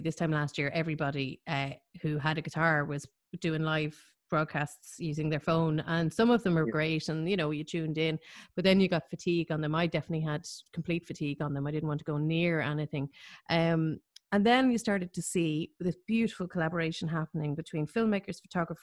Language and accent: English; Ireland; as Irish concert goers